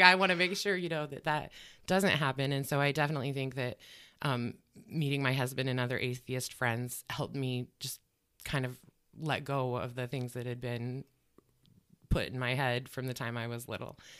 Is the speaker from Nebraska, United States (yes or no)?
yes; Grant, Nebraska, United States; moved away as an adult; also born or lived in North Omaha, Nebraska; now in Omaha, United States; I'm originally from the Grant and Ogallala area